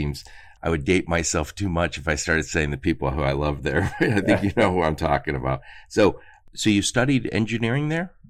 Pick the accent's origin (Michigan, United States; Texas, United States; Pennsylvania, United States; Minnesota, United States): Michigan, United States; Dearborn; I grew up in Michigan, and I grew up in Dearborn, Michigan.